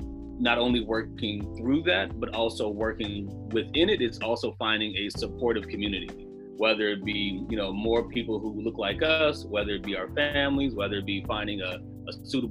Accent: United States; as Black American fathers, as African American fathers

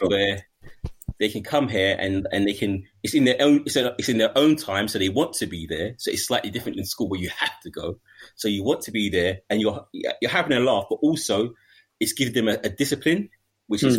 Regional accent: London, United Kingdom; I wouldn't even leave my ends because I'm from East

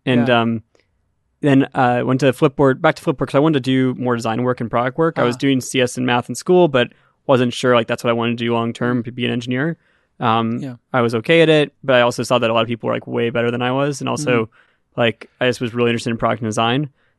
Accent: Sonoma County, California, United States; I grew up in Sonoma County, and my friend's dad was the IT guy for O'Reilly.

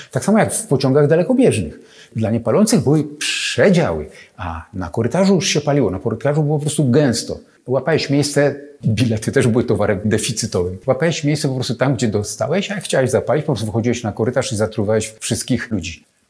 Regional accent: Sochaczew, Masovian Voivodeship, Poland; also born or lived in Warsaw; ja urodziłem się w Sochaczewie

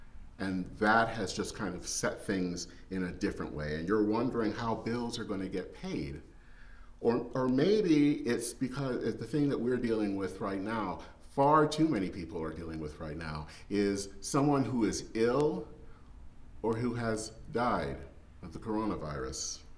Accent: Flint, Michigan, United States; moved away as an adult; now in Minneapolis, United States; in my hometown of Flint, Michigan

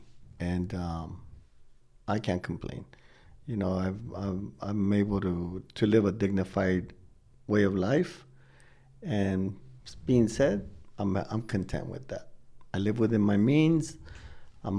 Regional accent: Wilmington, California, United States; now in Long Beach, United States; I was raised in Wilmington

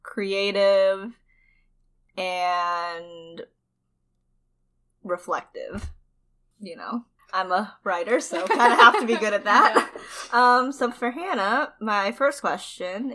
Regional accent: United States; also born or lived in China; I was adopted from China and, raised in America since I was, like, 1 year old

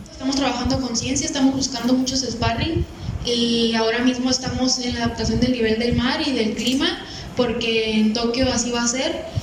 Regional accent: Mexico; Esmeralda, como yo, somos las primeras mexicanas en boxeo en ir a los Juegos Olímpicos

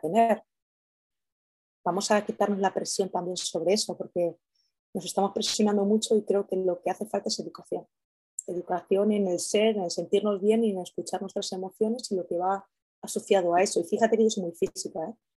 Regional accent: Castilla-La Mancha, Spain; yo soy manchega

